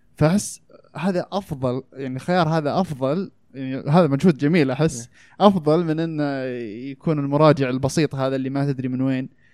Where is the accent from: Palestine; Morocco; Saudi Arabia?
Saudi Arabia; انا الحين كسعودي